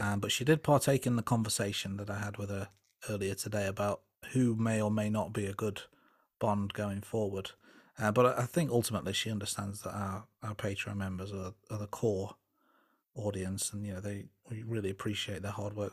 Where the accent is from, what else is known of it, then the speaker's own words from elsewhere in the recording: England, United Kingdom; I am English and I'm age thirty-seven